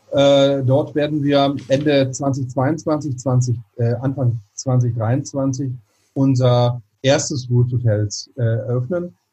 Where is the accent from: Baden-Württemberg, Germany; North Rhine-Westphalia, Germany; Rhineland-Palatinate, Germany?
North Rhine-Westphalia, Germany; Mönchengladbach; also born or lived in Bochum; ich stamme, also geboren bin ich in Bochum, im tiefsten Ruhrpott, aber groß geworden bin ich in Mönchengladbach.